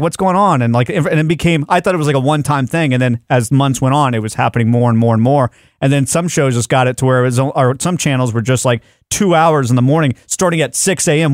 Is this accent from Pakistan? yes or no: no; Texas, United States; I'm a Texan